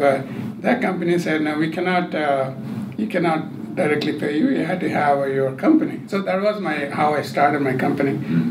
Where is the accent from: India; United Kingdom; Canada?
India; moved away as an adult; also born or lived in Bangalore, India; now in United States; It all began in a small village in India